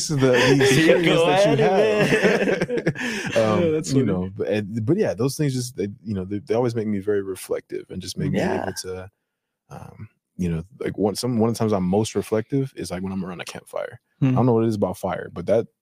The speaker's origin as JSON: {"language": "English", "region": "Michigan", "country": "United States", "tie": "born or raised there", "said": "I grew up in Michigan"}